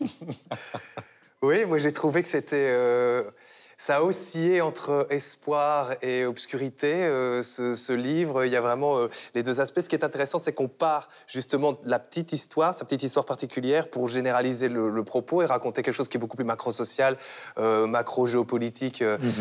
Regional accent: Belgium; en tant que Belge

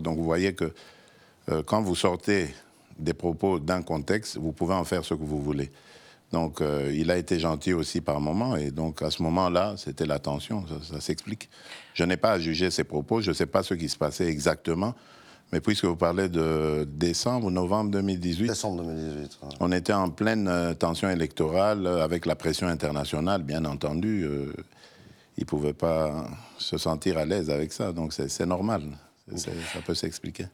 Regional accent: DR Congo; moved away as an adult; now in Belgium; je suis arrivé, j'avais 21 ans et demi, vous comprenez C'est mon autre Congo, c'est mon autre pays

